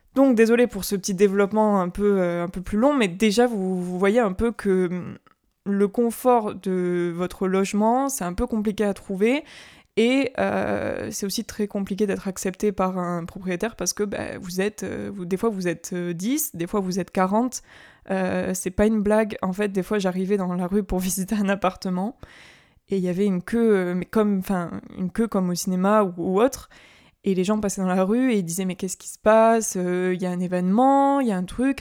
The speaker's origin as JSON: {"language": "French", "area": "Carcassonne, then Toulouse", "region": "Occitania", "country": "France", "tie": "born or raised there", "also_born_or_lived": "Paris", "said": "je suis née à Carcassonne, donc c'est dans le sud, et ensuite j'ai déménagé à Toulouse, donc ça reste dans le sud."}